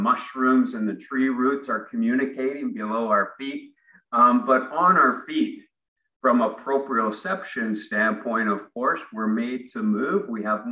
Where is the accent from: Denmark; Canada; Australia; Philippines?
Canada; Ontario; moved away as an adult; now in Vancouver, Canada; I grew up in Ontario